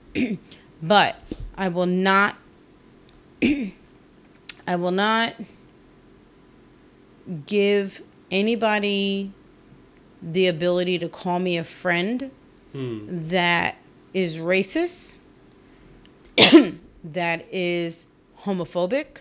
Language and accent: English; Trenton, New Jersey, United States; both Chris and I grew up in Trenton, New Jersey, which is where we're from